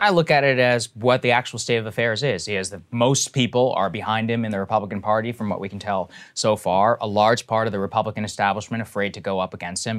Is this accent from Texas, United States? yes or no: yes; College Station, Texas, United States; I grew up in Texas, I grew up in College Station, Texas.